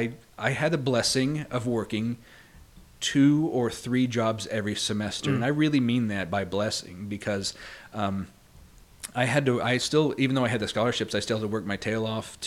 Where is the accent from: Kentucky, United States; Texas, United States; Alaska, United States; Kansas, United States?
Kansas, United States; I grew up in Kansas on a cattle ranch. So I'm a cowboy, which often surprises people when they meet me, because I'm very much not a cowboy anymore.